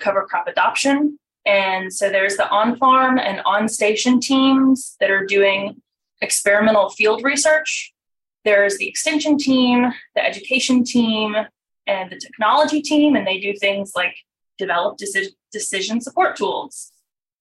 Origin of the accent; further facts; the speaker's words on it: Tifton, Georgia, United States; I'm from Tifton, Georgia. So I'm from sort of Southwest Georgia, the land of cotton and peanuts. And when I was in high school, I was like, I'm going to get out of here.